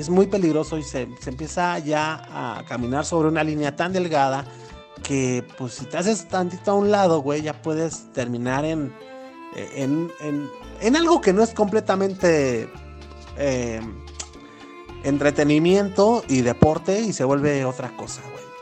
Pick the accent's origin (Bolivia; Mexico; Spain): Mexico; estamos más al norte los mexicanos